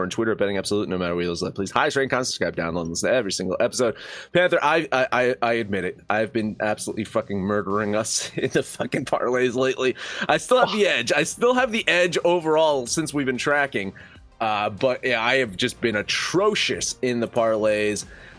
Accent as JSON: {"language": "English", "country": "Ireland", "said": "No one wants to be like the Irish. Trust me, I'm Irish."}